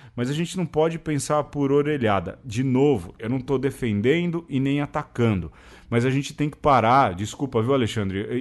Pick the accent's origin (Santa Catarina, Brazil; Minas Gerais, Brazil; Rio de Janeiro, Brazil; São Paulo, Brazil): São Paulo, Brazil; lá do lugar onde eu nasci